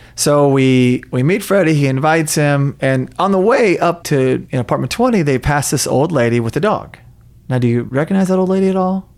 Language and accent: English; Tulsa, Oklahoma, United States; my hometown, Tulsa, Oklahoma